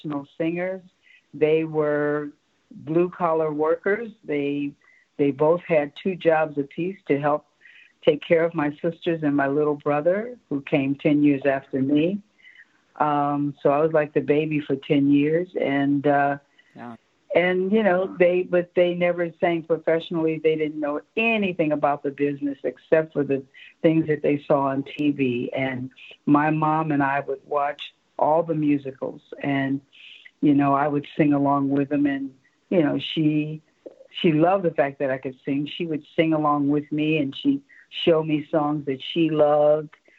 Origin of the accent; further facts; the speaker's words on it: Chicago, Illinois, United States; moved away as an adult; I was born on the south side of Chicago, 60th and Peoria, which is no longer there